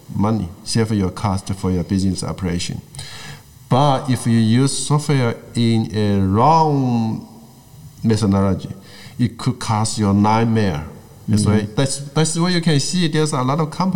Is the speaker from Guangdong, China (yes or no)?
yes; Guangdong, China; English is a second language; moved away; I grew up in Guangdong.